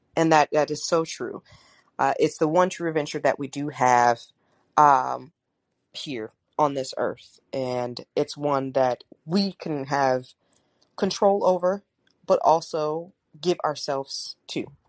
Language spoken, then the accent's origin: English; St. Louis, Missouri, United States; I was born in St. Louis